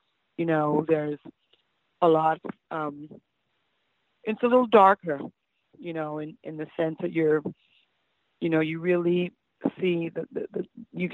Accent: Toronto, Ontario, Canada; growing up in Toronto

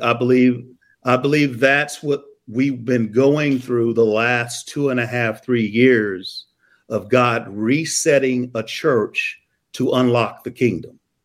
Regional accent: Columbia, Missouri, United States; I'm from Columbia, Missouri.

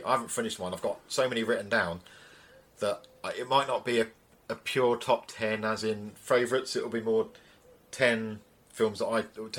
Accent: England, United Kingdom

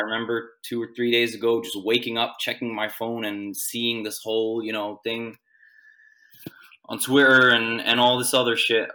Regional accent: Sweden; moved away as an adult; now in Gdańsk, Poland; I moved here from Sweden, which is where I, I'm born and I was, I lived my whole life.

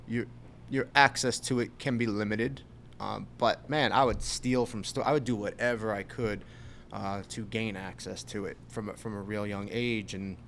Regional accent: Long Island, New York, United States; Grew up Long Island, New York

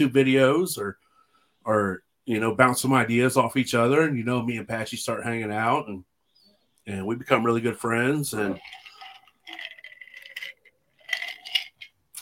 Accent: Southwest Ohio, United States; I'm from Southwest Ohio

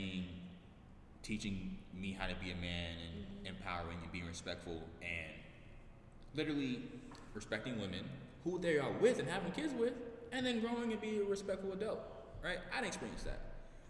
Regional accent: New York City, New York, United States; also born or lived in Bronx; I'm from Queens

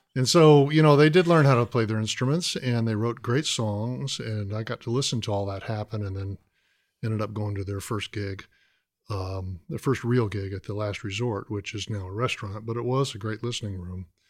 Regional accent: Atlanta, Georgia, United States; also born or lived in Boston; now in Athens, United States; back home to Georgia. I'm from Atlanta

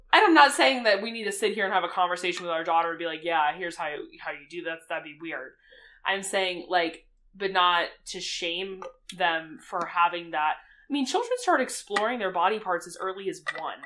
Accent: the Bible Belt, the South, United States; I grew up in the Bible Belt. Yep. In the South.

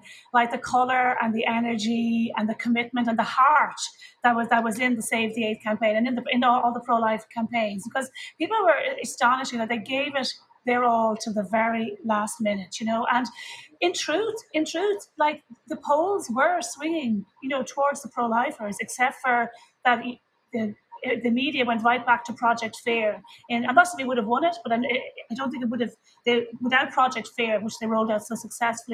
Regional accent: Ireland; as an Irish person

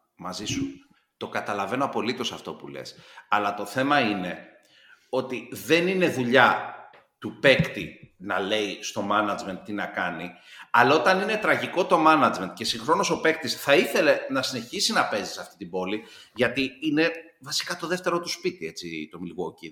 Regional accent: Greece; ως Έλληνας ε, πολίτης

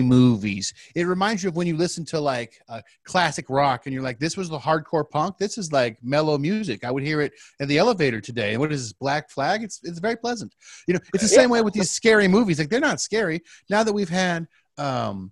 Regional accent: Palm Springs, California, United States; I grew up in Palm Springs, California, which is a desert

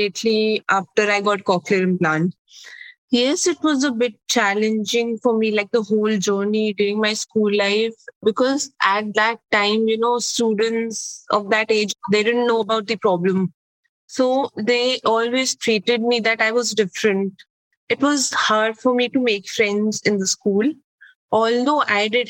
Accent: Delhi, India; I was born and brought up in Delhi, which is in India.

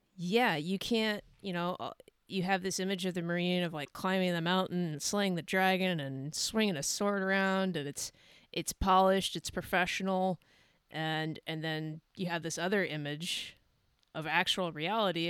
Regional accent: California, United States; moved away; also born or lived in Idaho; I'm originally originally from California

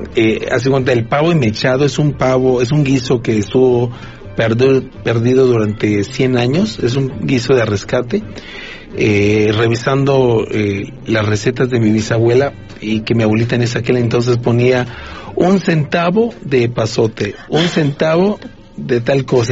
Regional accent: Mexico

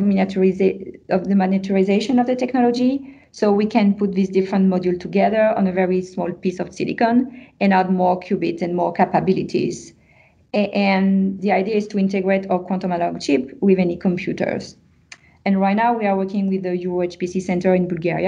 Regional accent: France; accent: French; English is a second language; moved away as an adult; now in Montreal, Canada; with my French accent

